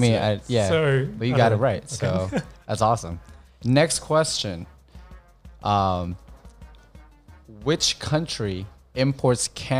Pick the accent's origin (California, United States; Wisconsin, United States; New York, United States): California, United States; because I'm Californian.